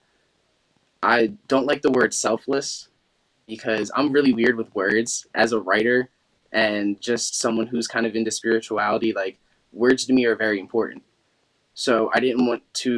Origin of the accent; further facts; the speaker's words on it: Chester, Pennsylvania, United States; I was raised in Chester, Pennsylvania